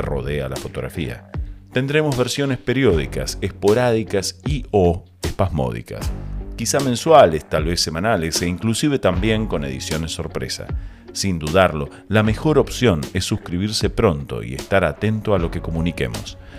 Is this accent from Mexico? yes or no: no; Argentina; Soy argentino, nativo y por opción